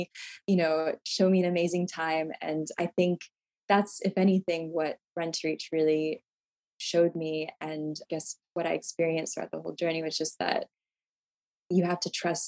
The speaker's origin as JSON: {"language": "English", "country": "United States", "said": "me as an American"}